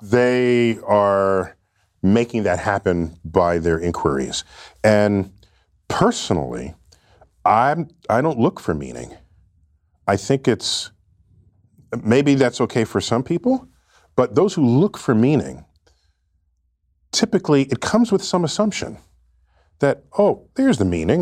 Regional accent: New York City, New York, United States; I grew up in New York City

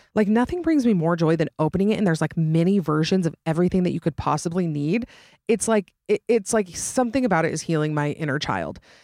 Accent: Utah, United States; accent: Utah accent; also born or lived in Georgia / Boston; for twenty-six years of my life, I have lived in Utah.

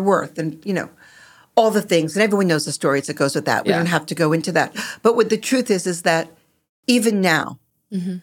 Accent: Long Island, New York, United States; I grew up on Long Island, liberal

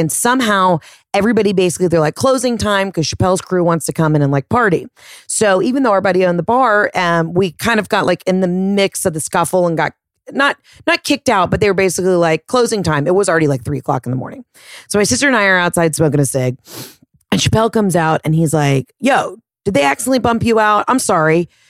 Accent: Atlanta, Georgia, United States; I'm a comic from Atlanta.

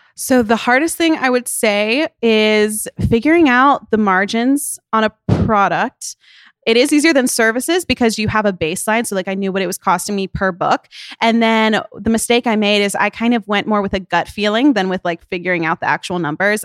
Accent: Tennessee, United States; now in Nashville, United States; Her hometown is, like, twenty minutes from my hometown

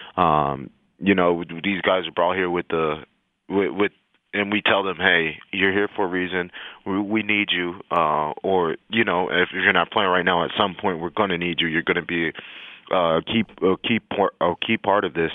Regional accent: El Paso, Texas, United States; moved away; I'm from El Paso, Texas

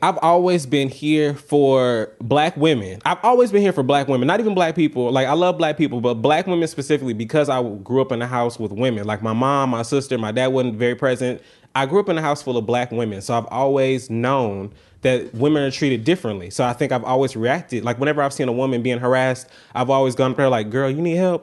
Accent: the South, United States; I'm from the South

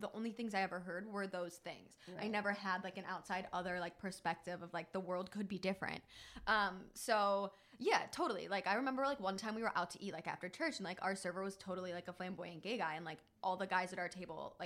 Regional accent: Cleveland, Ohio, United States; moved away; I grew up in like a super religious like Midwestern, I'm from Ohio

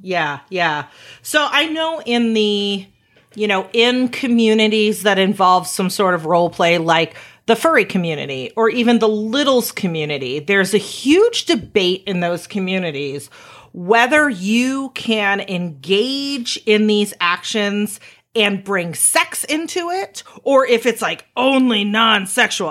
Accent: Chicago, Illinois, United States; we're from Chicago

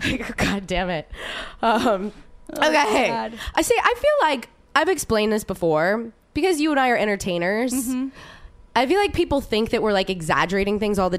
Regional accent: New Orleans, Louisiana, United States; And I grew up in New Orleans.

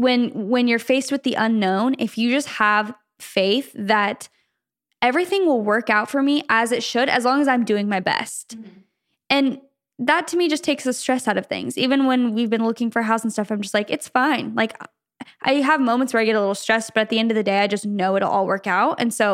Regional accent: Michigan, United States; I'm from Michigan and recently got accepted into UCLA for law school.

